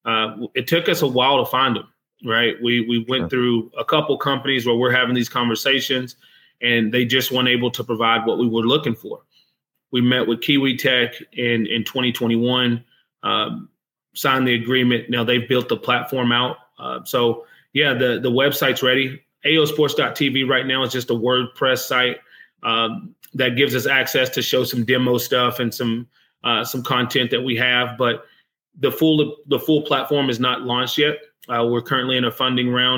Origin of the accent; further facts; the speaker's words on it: United States; I'm American